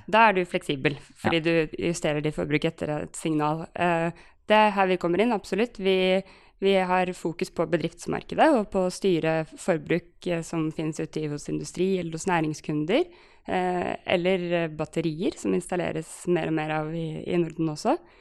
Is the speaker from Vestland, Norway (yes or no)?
no; Oslo, Norway; also born or lived in Trondheim; Jeg er, eh, jeg er, fra Oslo eh, og bor i Oslo.